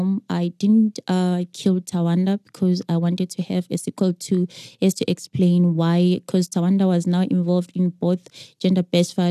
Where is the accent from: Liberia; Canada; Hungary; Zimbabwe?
Zimbabwe; I grew up in Zim